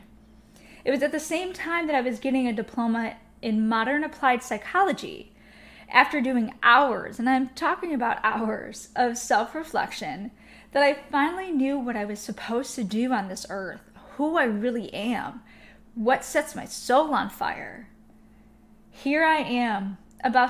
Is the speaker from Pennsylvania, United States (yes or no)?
no; Chicago, Illinois, United States; moved away as an adult; also born or lived in Miami / New York / Milwaukee; I moved to Miami, New York, Milwaukee, growing up in Chicago